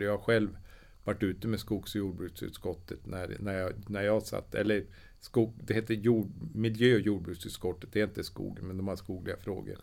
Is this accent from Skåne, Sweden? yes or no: no; Östersund, Jämtland, Sweden; jag kommer ju från Östersund